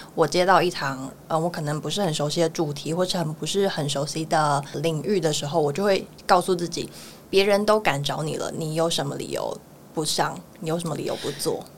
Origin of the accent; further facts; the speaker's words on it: Miaoli County, Taiwan; moved away as an adult; now in Taipei, Taiwan; 我是苗栗人